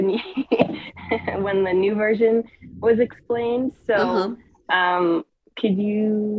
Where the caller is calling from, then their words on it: Truckee, California, United States; I'm calling from Truckee, California.